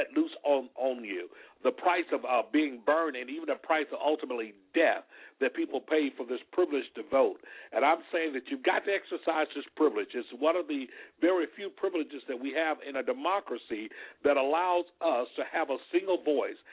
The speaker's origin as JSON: {"language": "English", "town": "Selma", "region": "Alabama", "country": "United States", "tie": "born or raised there", "said": "I was born and raised in Selma, Alabama"}